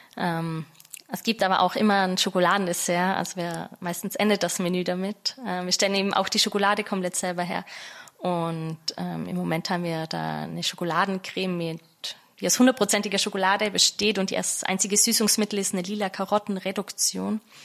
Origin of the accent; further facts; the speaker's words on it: Austria; moved away as an adult; also born or lived in London; now in Berlin, Germany; ich bin gebürtige Österreicherin